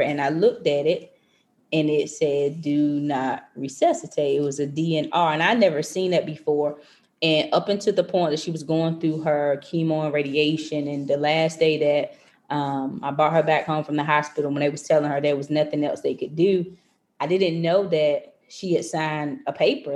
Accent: North Carolina, United States; moved away as an adult; now in Maryland, United States; I transitioned from North Carolina, because I'm from North Carolina, to come to Maryland

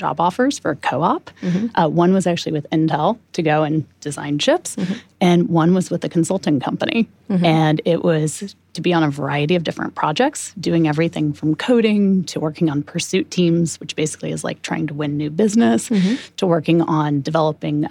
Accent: Manito, Illinois, United States; moved away; I grew up in a small town called Manitou, Illinois

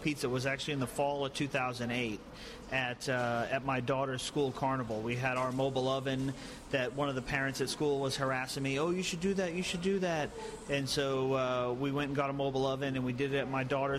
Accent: East Coast, United States; moved away as an adult; also born or lived in Connecticut / Boston; I grew up on the East Coast.

